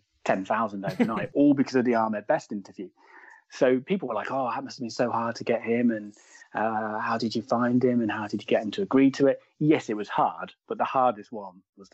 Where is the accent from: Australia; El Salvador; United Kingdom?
United Kingdom; Midlands; I'm in the middle. I'm from the Midlands.